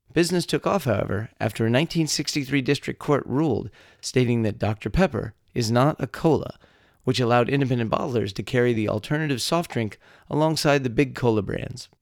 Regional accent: Texas, United States; three friends born and raised in the Lone Star State

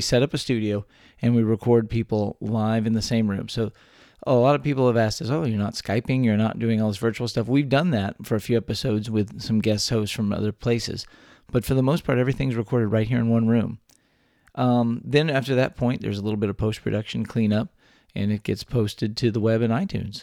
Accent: South Texas, United States; also born or lived in San Antonio; I grew up all over South Texas

